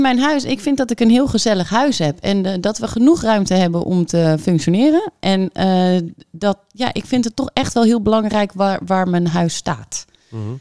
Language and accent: Dutch; Hoofddorp, North Holland, Netherlands; moved away as an adult; also born or lived in Hilversum / Nistelrode; now in Amsterdam, Netherlands; ik ben opgegroeid in Hoofddorp, geboren in Amsterdam.